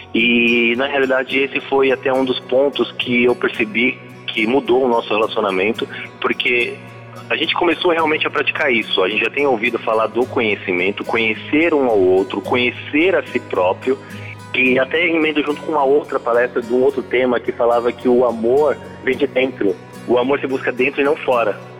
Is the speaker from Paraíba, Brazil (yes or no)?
no; Guarulhos, São Paulo, Brazil; eu sou de Guarulhos